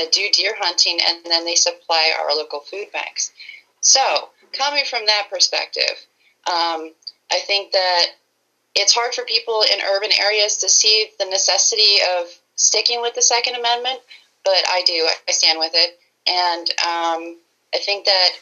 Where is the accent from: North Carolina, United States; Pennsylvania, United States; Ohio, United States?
Pennsylvania, United States; also born or lived in Spokane, Washington; So I've lived in Pennsylvania for most of my life. I was born in Spokane, Washington, but I've lived here most of my life